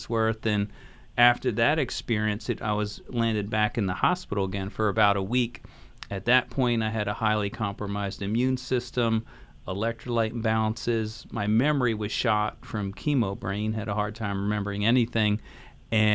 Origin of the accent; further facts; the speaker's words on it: Philadelphia, Pennsylvania, United States; I grew up in Philadelphia